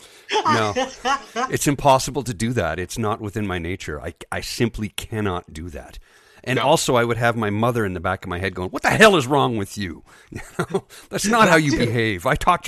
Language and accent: English; Canada; accent: Newfoundland; also born or lived in Newfoundland; I'm from Canada. Well, what's with the accent? I lived in Newfoundland for a long time.